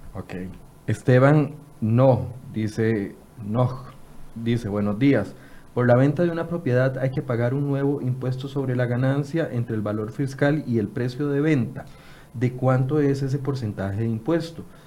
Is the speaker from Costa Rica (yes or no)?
yes; Costa Rica; los ticos somos como somos